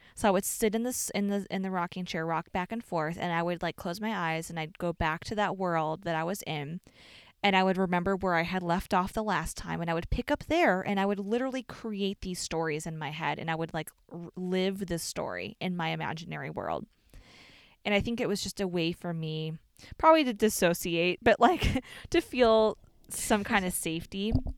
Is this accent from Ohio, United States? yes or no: no; Chicago, Illinois, United States; we're from Chicago